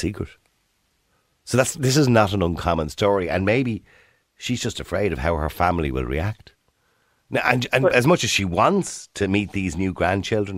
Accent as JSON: {"language": "English", "town": "Dublin", "region": "Leinster", "country": "Ireland", "tie": "born or raised there", "said": "I was born in St. Pat's Home on the Navan Road in 1963"}